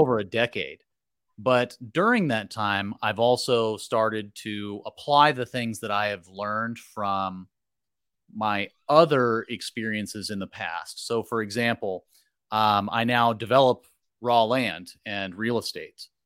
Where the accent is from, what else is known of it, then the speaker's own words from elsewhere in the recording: Merced County, California, United States; came back to my hometown and, uh, started working basically right off the bat, I had lined up a job with a local developer